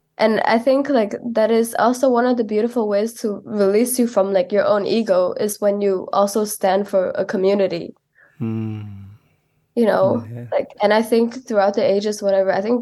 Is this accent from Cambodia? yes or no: yes; Kampong Cham, Cambodia; moved away; also born or lived in Phnom Penh; I'm from Kapong Cham. I've lived in Phnom Penh most of my life. But mostly ground in Kapong Cham.